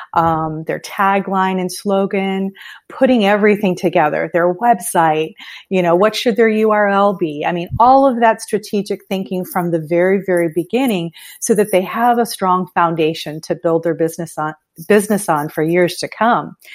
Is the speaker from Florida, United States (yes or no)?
yes; Miami, Florida, United States; now in Fort Myers area, United States; I'm from the Miami area